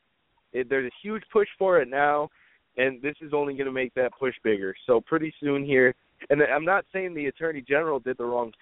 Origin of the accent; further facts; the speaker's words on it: United States; I'm an American